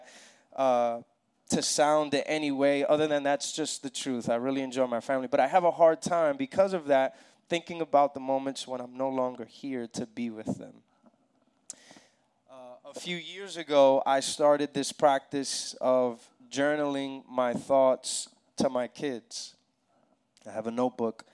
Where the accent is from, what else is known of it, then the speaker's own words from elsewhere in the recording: New York City, New York, United States; moved away as an adult; now in Atlanta, United States; I'm from New York City originally. My wife and I and our kids moved here to Atlanta.